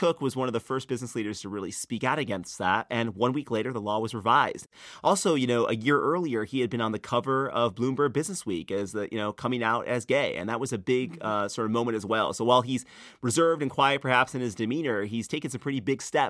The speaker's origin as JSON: {"language": "English", "region": "North Carolina", "country": "United States", "said": "when I told people I was from North Carolina, they'd ask me what I thought about HB 2."}